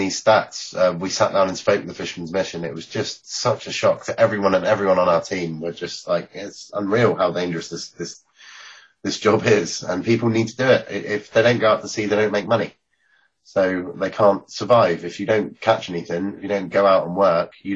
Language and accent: English; Penzance, South West England, United Kingdom; moved away; I grew up in Penzance, which is next to Newlyn, and it's a place where it's a small town at the bottom of Cornwall